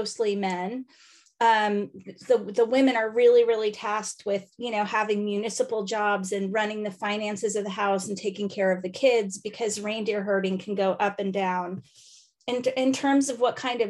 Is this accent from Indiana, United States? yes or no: yes; Indiana, United States; accent: American; moved away as an adult; also born or lived in Los Angeles / New York City / Arctic Sweden; I am an American lady from Indiana who lived in LA and New York.